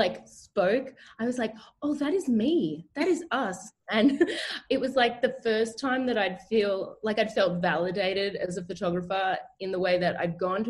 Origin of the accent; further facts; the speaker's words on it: Canberra, Australian Capital Territory, Australia; I'm from Canberra in Australia, which is the capital.